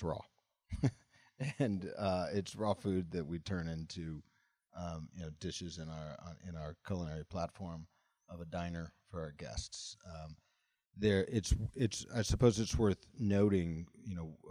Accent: Mississippi, United States; moved away; I'm a kid from Mississippi who escaped the deep south

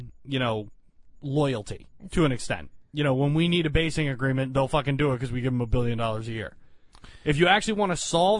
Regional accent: United States; I'm an American.

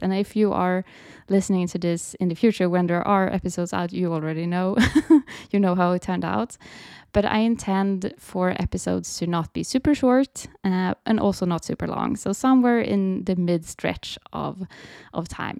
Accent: Sweden; I am from Sweden, so I live in Sweden

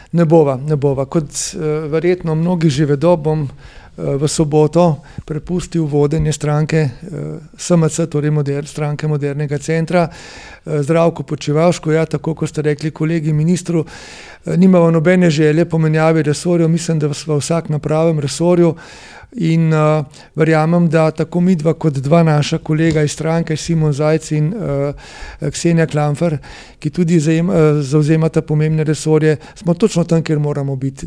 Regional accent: Slovenia; Slovenci smo

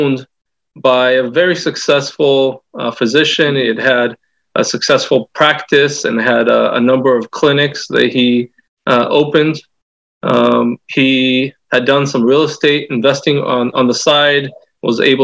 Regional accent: Southern California, United States; I am from Southern California

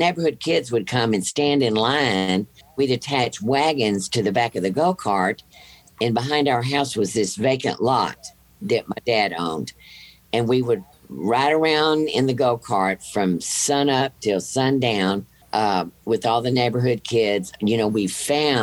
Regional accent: Rosenberg, Texas, United States; I grew up in a town outside of Houston, Rosenberg, Texas

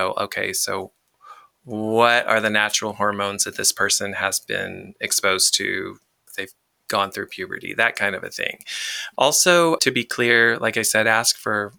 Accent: the South, United States; I'm from the South

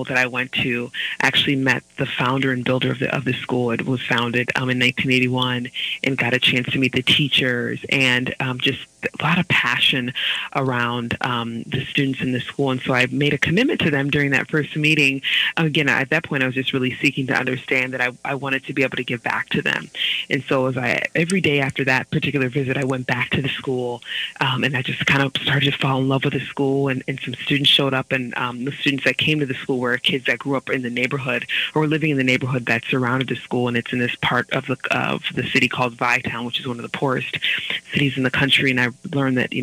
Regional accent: Brooklyn Park, Minnesota, United States; Grew up in Brooklyn Park, Minnesota, which is considered a little Liberian

